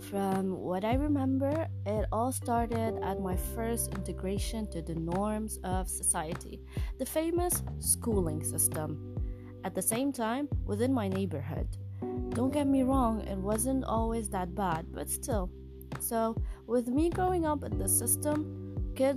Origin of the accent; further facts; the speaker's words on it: Lebanon; also born or lived in Mindanao, Philippines; 3 months after my birth, we arrived to Lebanon